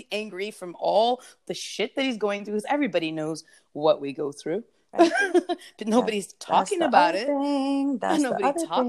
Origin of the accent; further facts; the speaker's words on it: United States; moved away; as an American